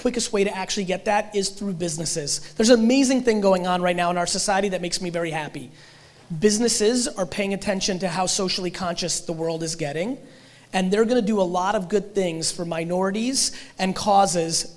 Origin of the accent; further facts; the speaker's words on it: Russia; I was born in Russia